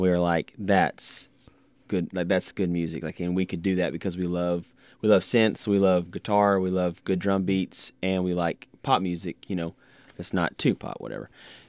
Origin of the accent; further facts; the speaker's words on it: Little Rock, Arkansas, United States; We are Little Rock.